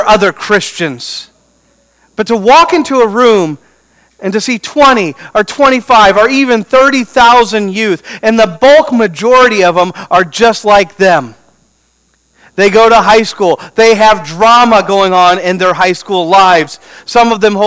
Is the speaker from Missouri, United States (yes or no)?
yes; Beaufort, Missouri, United States; I grew up in Beaufort, Missouri, population 200